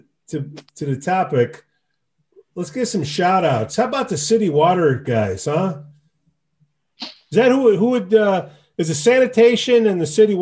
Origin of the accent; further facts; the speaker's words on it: Chicago, Illinois, United States; I grew up on the northwest side of Chicago in Hermosa Park